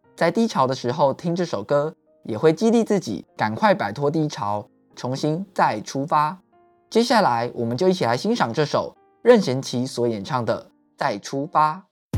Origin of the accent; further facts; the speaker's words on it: Taiwan; 台湾是一块宝岛，同时也是我们的家乡